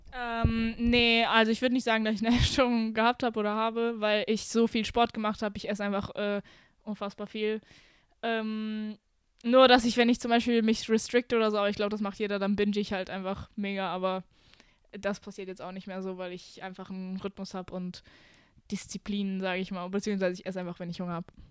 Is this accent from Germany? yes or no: yes; near Düsseldorf, North Rhine-Westphalia, Germany; moved away as an adult; now in Romania; ich bin in Deutschland geboren worden äh, und ich habe auch mein ganzes Leben lang hier gelebt, aber in NRW, neben Düsseldorf.